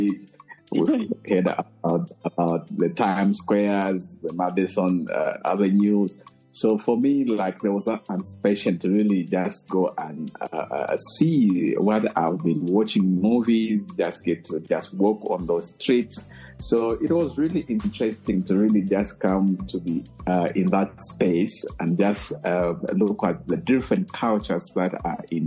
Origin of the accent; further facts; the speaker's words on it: Mwinilunga, North-Western Province, Zambia; I'm Zambia, born and bred, raised in the outskirts of Mwinilunga, which is the northwestern part of Zambia